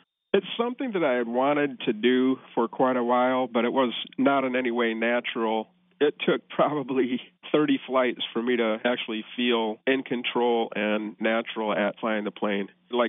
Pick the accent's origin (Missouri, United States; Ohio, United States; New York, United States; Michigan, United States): Michigan, United States; I'm from Michigan, and during medical school clerkship in Richmond, Virginia, I had camping gear with me